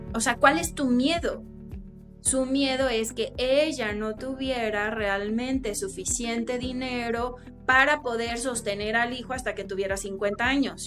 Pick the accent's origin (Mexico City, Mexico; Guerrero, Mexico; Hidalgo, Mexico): Guerrero, Mexico; Chilpancingo; yo soy chilpancingueña, yo soy de Guerrero